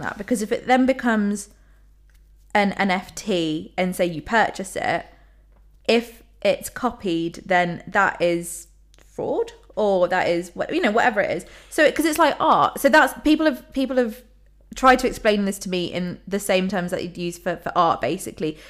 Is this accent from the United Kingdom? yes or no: yes; London, United Kingdom; I'm from London